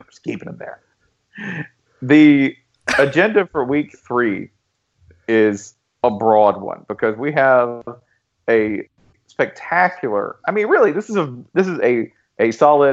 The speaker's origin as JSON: {"language": "English", "region": "Tennessee", "country": "United States", "said": "I'm from Tennessee"}